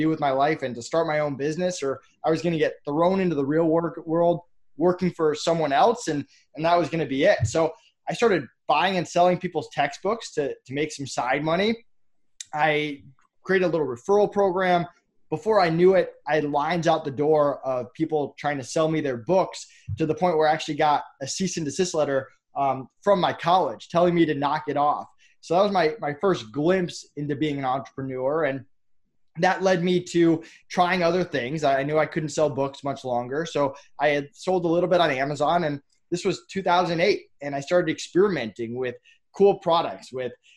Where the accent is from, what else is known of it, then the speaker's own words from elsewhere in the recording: Massachusetts, United States; I grew up in Massachusetts.